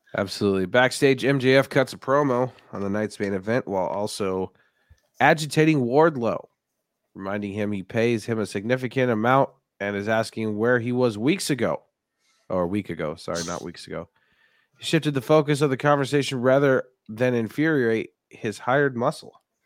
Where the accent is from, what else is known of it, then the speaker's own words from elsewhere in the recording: Denver, Colorado, United States; born and raised in Denver, Colorado